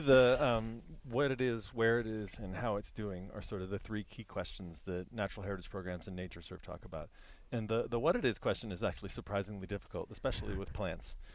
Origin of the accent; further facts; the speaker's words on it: Virginia, United States; I'm from Virginia